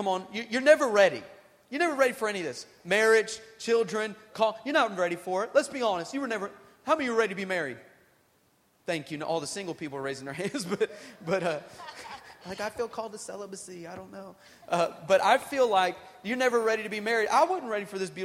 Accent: El Paso, Texas, United States; I'm originally from El Paso

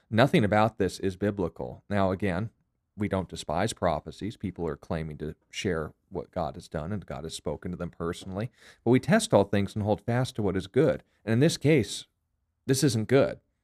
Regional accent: United States; myself being an American

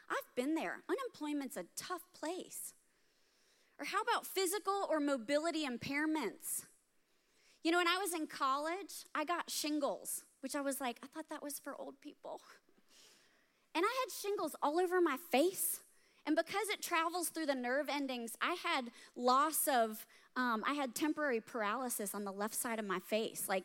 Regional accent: Germany; now in United States; I grew up in Germany, part of a military family, and so we never went on family vacations because we lived in a vacation destination. Like we traveled all around Europe on the weekends. So it wasn't until we moved back to the States

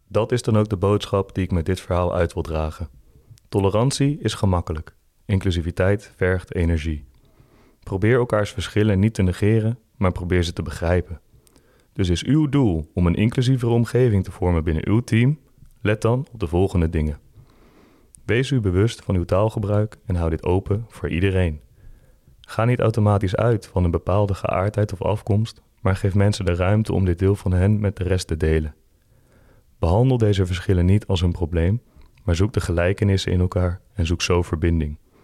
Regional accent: Veenendaal, Utrecht, Netherlands; Ik ben opgegroeid in Veenendaal

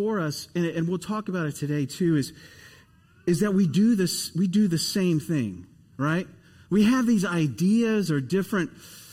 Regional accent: Dayton, Ohio, United States; I grew up in Dayton, Ohio.

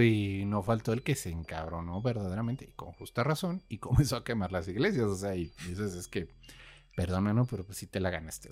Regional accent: Querétaro, Mexico; yo crecí en Querétaro

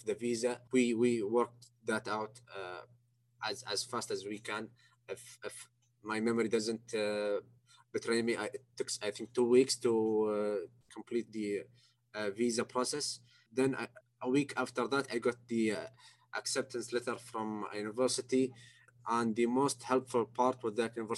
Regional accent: Qatar; English is a second language; moved away as an adult; now in United States; I'm originally from Qatar.

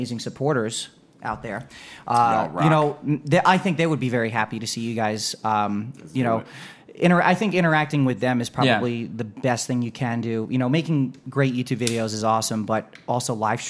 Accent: Long Island, New York, United States; I'm from Long Island.

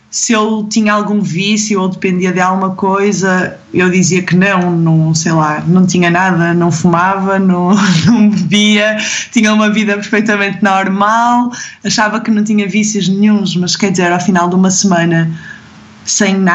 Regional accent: Mozambique; moved away as an adult; porque eu venho da África, venho de, de Moçambique, de um sítio onde não tens nada, onde as prioridades são completamente outras

